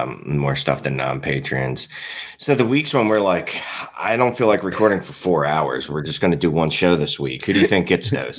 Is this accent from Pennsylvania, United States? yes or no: yes; Philadelphia, Pennsylvania, United States; I'm from Philadelphia.